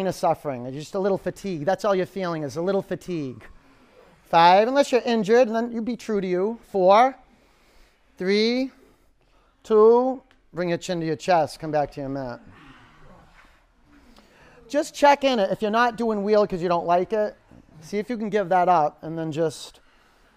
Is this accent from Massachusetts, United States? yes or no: yes; Boston, Massachusetts, United States; I'm a New Englander. I'm a Bostonian.